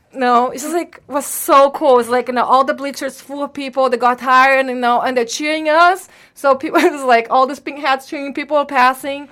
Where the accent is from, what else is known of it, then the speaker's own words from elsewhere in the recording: Brazil; moved away; I'm from Brazil